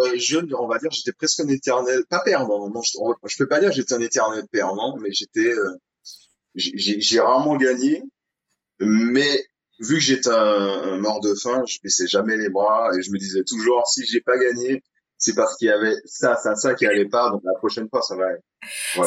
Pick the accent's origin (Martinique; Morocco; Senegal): Martinique; Saint-Esprit; j'ai grandi au Saint-Esprit qui est deux villes en dessous du Lamentin